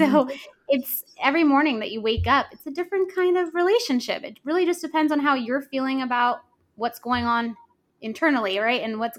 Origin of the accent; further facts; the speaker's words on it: San Jose, California, United States; also born or lived in Los Angeles, California; I grew up dancing in San Jose, California in a studio